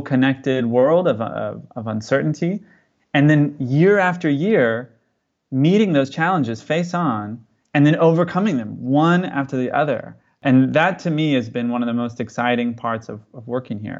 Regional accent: California, United States; now in Mozambique; I'm from California

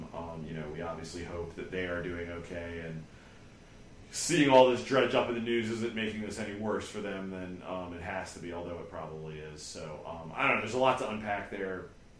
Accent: United States; And that is what is very bizarre to me as an American.

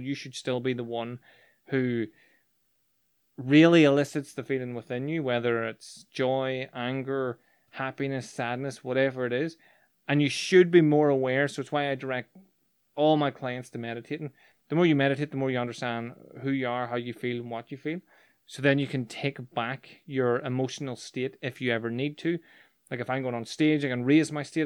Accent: Northern Ireland, United Kingdom; growing up in Northern Ireland

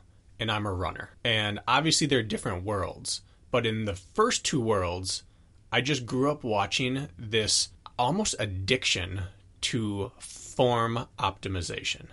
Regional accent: Wisconsin, United States; I'm from Wisconsin

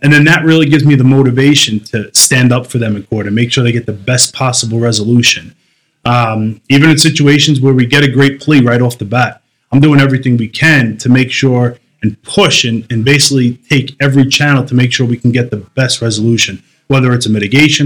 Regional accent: New York City, New York, United States; being a Brooklyn guy. I grew up in New York.

